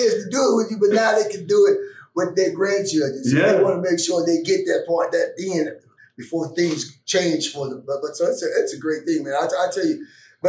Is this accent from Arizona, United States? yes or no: no; Pittsburgh, Pennsylvania, United States; And I grew up in the Pittsburgh area.